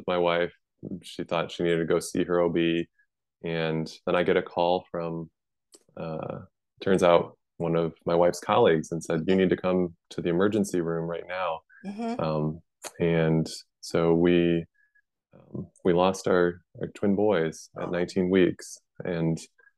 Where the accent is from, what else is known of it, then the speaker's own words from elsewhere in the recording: Midwest, United States; moved away; I'm from the Midwest where it's very flat